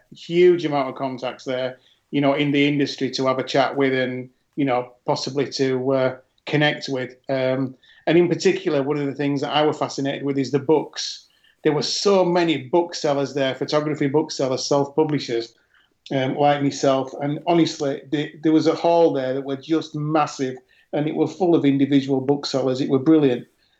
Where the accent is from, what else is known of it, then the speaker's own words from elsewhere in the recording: Yorkshire and the Humber, United Kingdom; I come from Yorkshire